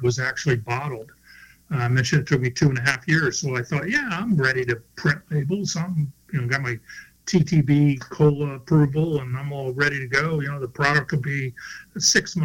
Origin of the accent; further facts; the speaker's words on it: Florida, United States; I grew up in Florida, grew up sailing